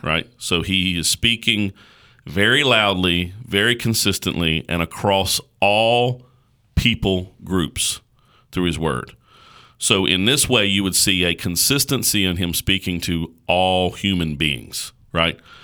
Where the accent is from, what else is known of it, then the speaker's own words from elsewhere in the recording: United States; us as American Christians